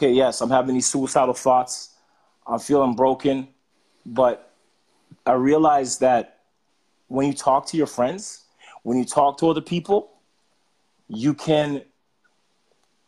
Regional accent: Jamaica; I was born in Jamaica

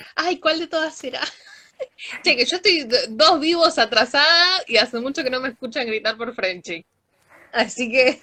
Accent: Argentina

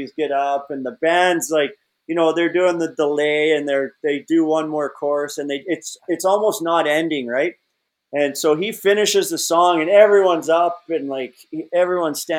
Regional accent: Alberta, Canada; moved away; I grew up in Alberta, Canada

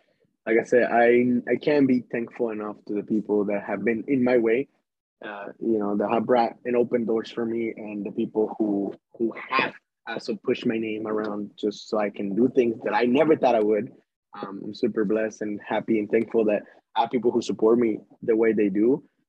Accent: Las Vegas, Nevada, United States; It's going to be … because I'm from Las Vegas, as I said.

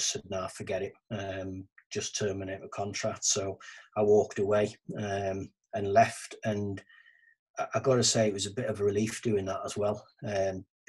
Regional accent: Carlisle, North West England, United Kingdom; it's my hometown, my home city, Carlisle

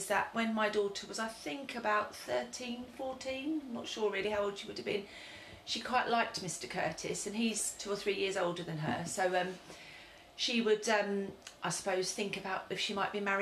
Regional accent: London, United Kingdom; also born or lived in Reading; I was born in Clapham South

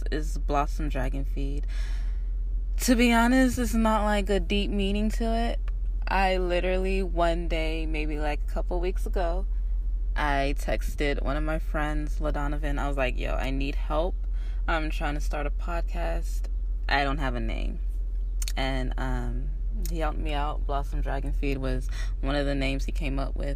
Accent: Shreveport, Louisiana, United States; moved away as an adult; now in San Antonio, United States; I'm from Shreveport, Louisiana. I moved to San Antonio, though, when I was about 19.

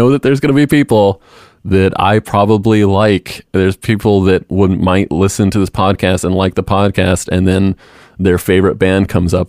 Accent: outside of Portland, Oregon, United States; Growing up outside of Portland, and there was a lot of area music

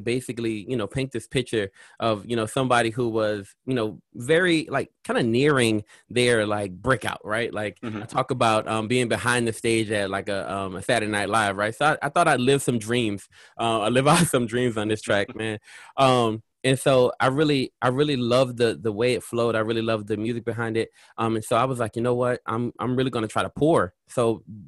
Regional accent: New Orleans, Louisiana, United States; I'm from Louisiana. So I was in the heart of New Orleans

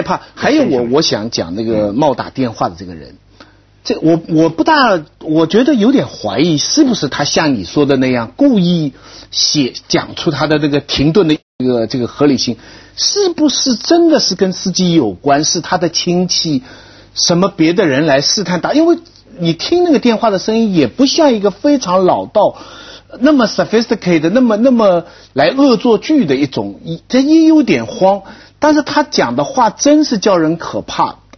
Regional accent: China; 我们中国人谁都知道人命关天

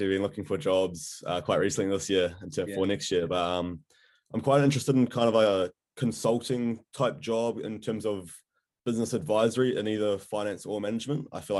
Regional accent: Hamilton, Waikato, New Zealand; moved away as an adult; also born or lived in Surrey, England; now in Dunedin, New Zealand; So I'm from Hamilton, so I've lived there my entire life, but I took a gap year out of school. Yeah. So I actually lived in England for a year before I came to Otago

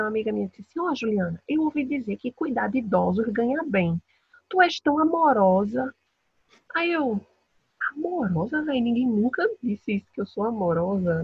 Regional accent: Brazil; moved away; eu estou em outro país, né? Então a nossa comida e a gente é sempre reconhecido pelas pessoas que quando sabem que a gente é do Brasil

